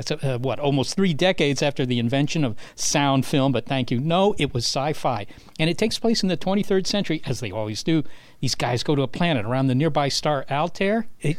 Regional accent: Virginia, United States; Well, it's mainly stuff from growing up in Virginia, plus some grad school and astronomy stuff.

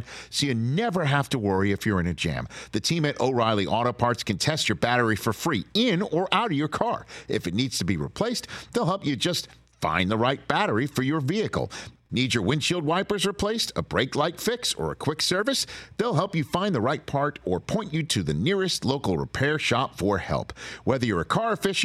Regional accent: New York City, New York, United States; I'm from Staten Island, New York

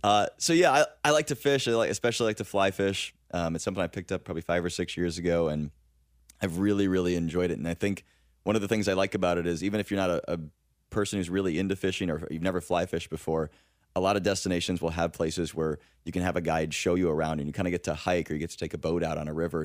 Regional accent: Michigan, United States; moved away; also born or lived in New York City / Cayman Islands; I grew up in Michigan

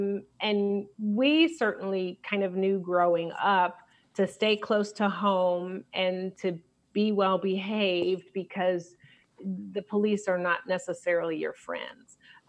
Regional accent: Brooklyn, New York, United States; also born or lived in Chicago; now in California, United States; I was born in Chicago and then I lived in New York because my mother is an actress. And so she moved us to Brooklyn before it was hip to try to make it in the business.

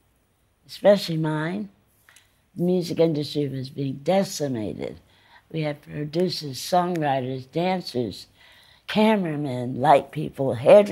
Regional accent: East Orange, New Jersey, United States; I'm from East Orange

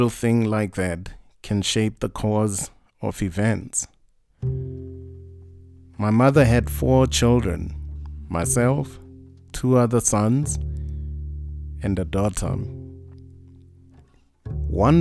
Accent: Mahikeng, North West, South Africa; I was born in Munsiwa in the Northwest

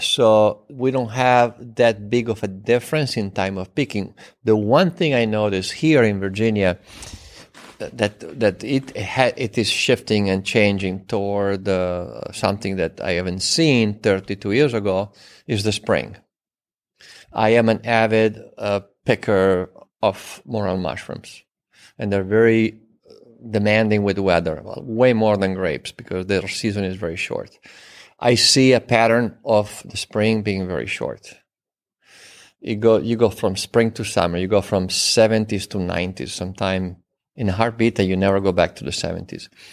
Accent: Turin, Piedmont, Italy; English is a second language; moved away; I was born in Torino, in the northwest of Italy, just an hour west of the French border. in a family of winemakers

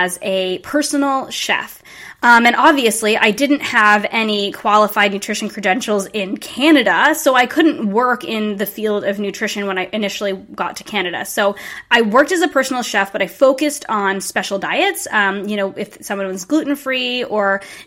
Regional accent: Rhode Island, United States; we ended up both going to URI, which was about 20 minutes away from my hometown

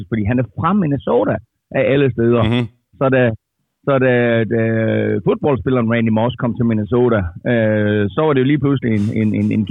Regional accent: Denmark; jeg er fra Danmark

